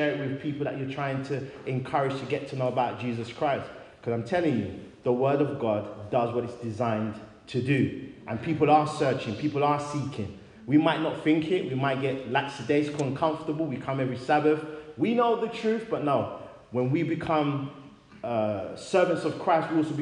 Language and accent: English; London, United Kingdom; also born or lived in Great Barr, Birmingham; now in Wolverhampton, United Kingdom; I'm originally from London, and now I live in Wolverhampton